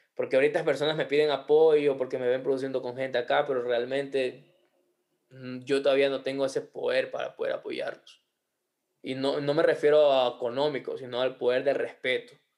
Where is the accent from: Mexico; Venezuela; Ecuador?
Ecuador; somos ecuatorianos